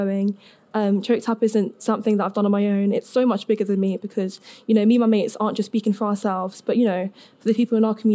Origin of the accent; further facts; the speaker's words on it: London, United Kingdom; I'm from London, so not quite Cheltenham, but still in the south, so close enough.